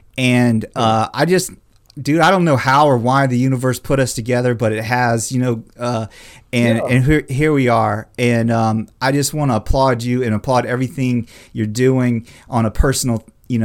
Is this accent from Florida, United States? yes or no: yes; Florida, United States; moved away; We're from Florida originally